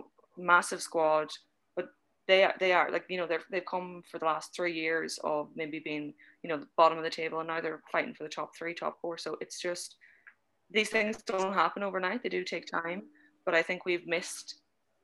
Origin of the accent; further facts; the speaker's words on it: Ireland; as Irish people, we're sports mad.